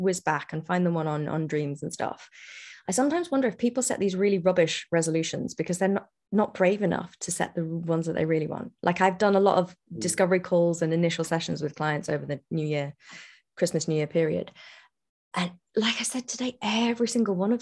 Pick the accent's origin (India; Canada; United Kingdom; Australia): United Kingdom; I'm British